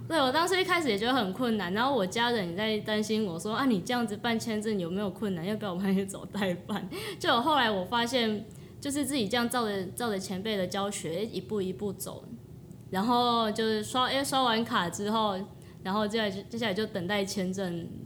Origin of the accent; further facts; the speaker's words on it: Taiwan; 我一个来自乡下，我在台湾，我就来自那种小镇的地方